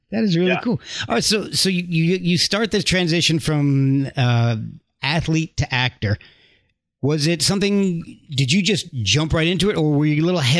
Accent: Texas, United States; I asked my dad, like, hey, all right, so where was I? Where was I? I'm from Texas. What are, what are Texas teams?

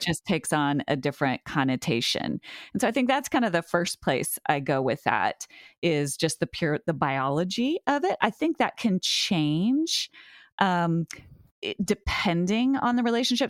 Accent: Montana, United States; now in Massachusetts, United States; it's my hometown

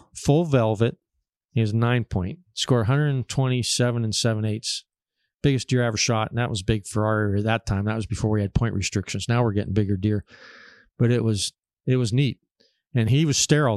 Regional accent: Erie, Pennsylvania, United States; I'm from Pennsylvania, uh, around Erie, Pennsylvania, northwest corner

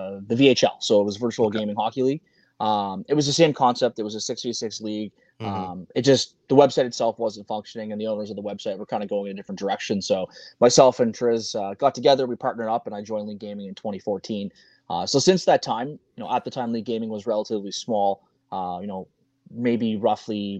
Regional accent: Canada; we're two Canadian kids that love hockey

